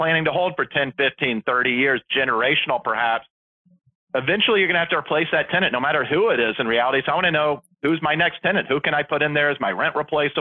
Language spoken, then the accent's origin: English; Atlanta, Georgia, United States; I grew up in Atlanta